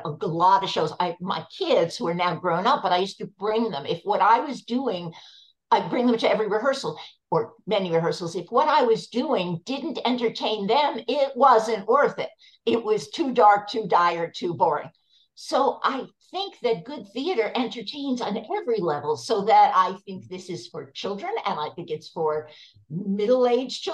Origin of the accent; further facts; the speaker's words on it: New York, United States; I grew up in New York, and as far as I knew, everyone was Jewish